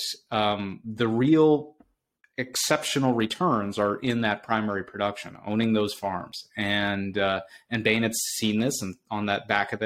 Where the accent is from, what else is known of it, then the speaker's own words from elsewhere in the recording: Boston, Massachusetts, United States; I'm from Boston, so I'm very partial to the city